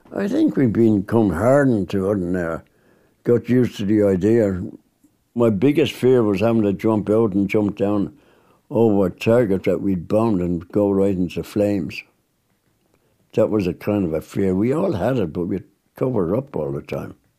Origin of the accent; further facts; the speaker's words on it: Dublin, Leinster, Ireland; I was born and bred in Dublin.